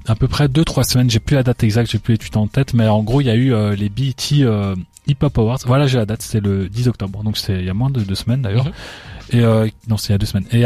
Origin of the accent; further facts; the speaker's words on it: Paris, Île-de-France, France; Ouais, je suis parisien. J'ai commencé à au vu de la vieille. Hein, je distribuais mes CD dans les rues à Paris.